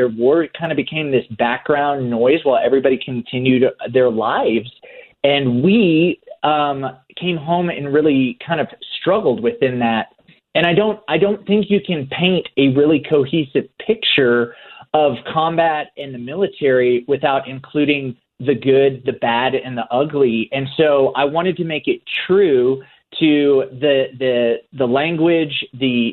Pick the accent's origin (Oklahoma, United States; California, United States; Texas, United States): Oklahoma, United States; born or raised there